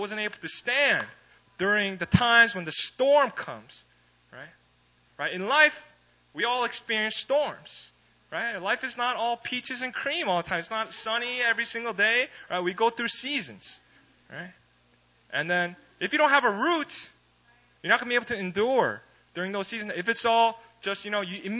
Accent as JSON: {"language": "English", "region": "East Coast of America", "country": "United States", "moved": "yes", "said": "I'm from the East Coast"}